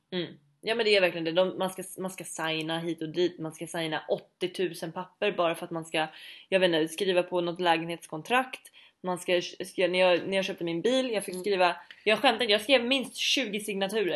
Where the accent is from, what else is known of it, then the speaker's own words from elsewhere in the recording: Sweden; moved away; vi ska åka hem till Sverige under jul